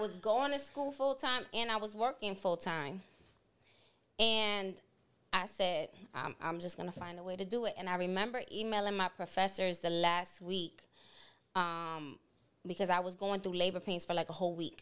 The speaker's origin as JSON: {"language": "English", "town": "New York City", "region": "New York", "country": "United States", "tie": "born or raised there", "said": "born and raised in Boogie Down, Bronx, New York"}